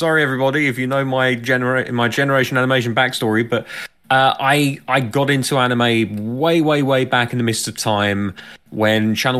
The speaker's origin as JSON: {"language": "English", "country": "United Kingdom", "said": "as a Brit"}